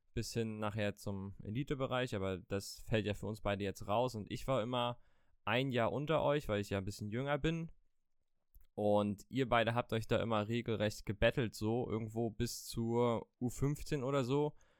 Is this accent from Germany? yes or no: yes; Mecklenburg-Vorpommern, Germany; wir beide kommen aus dem wunderschönen Mecklenburg-Vorpommern